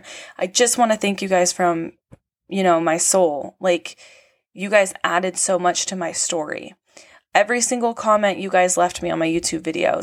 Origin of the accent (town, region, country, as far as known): California, United States; born or raised there